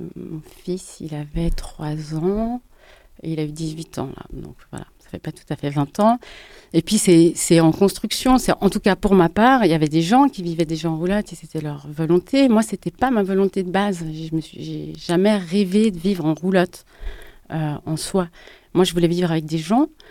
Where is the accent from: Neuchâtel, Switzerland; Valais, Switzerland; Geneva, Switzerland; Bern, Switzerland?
Geneva, Switzerland; j'ai grandi à Genève dans les années 80